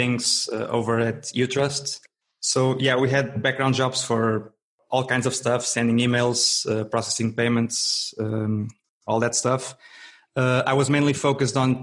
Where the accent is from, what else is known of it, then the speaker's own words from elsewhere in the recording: Braga, Norte, Portugal; I'm a software developer from Portugal, from the north, from a town called Braga